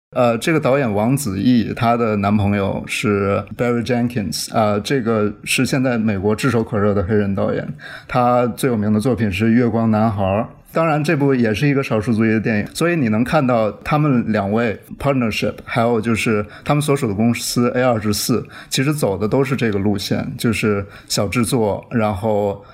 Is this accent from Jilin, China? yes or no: yes; Changchun, Jilin, China; moved away; 他是长春人，我也是长春人，呃，就是吉林省的省会